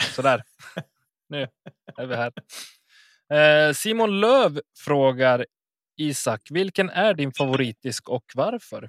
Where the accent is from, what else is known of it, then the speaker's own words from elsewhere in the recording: Enviken, Dalarna County, Sweden; Det använder vi hemma hos mig, i Enviken. Eller där jag är uppvuxen